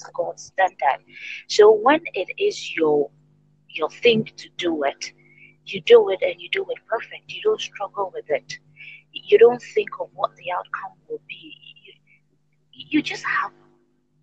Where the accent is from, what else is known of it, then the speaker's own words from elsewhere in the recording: Ghana; from Ghana, and I teach